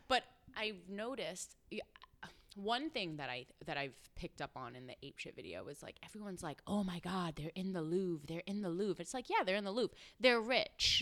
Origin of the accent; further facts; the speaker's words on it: New York City, New York, United States; I'm from Brooklyn